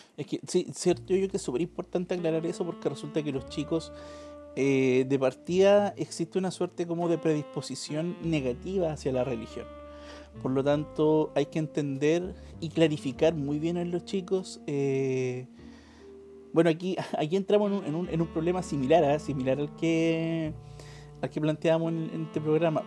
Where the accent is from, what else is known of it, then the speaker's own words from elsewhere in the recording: Chile; procesos históricos que hemos vivido como chilenos